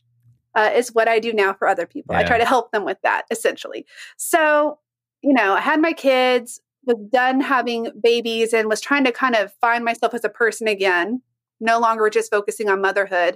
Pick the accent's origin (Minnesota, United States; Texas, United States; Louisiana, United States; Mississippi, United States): Texas, United States; Dallas; I was born in Dallas, Texas.